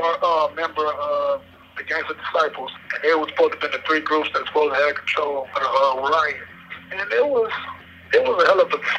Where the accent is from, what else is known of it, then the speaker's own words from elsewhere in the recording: Cleveland, Ohio, United States; I am a good-looking 51-year-old man. I'm from Cleveland.